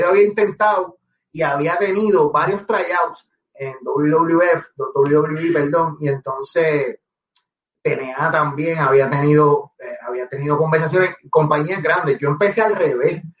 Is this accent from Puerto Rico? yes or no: yes; Guaynabo, Puerto Rico; also born or lived in Manatí; yo soy de Guaynabo